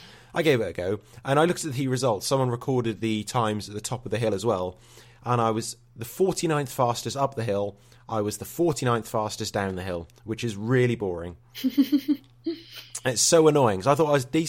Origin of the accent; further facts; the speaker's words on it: Norwich, East of England, United Kingdom; I'm from Norwich